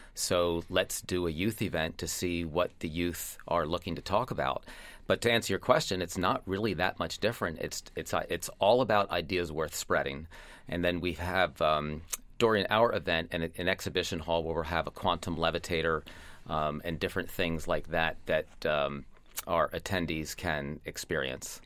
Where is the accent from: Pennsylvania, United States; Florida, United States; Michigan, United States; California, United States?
Pennsylvania, United States; Lancaster; my hometown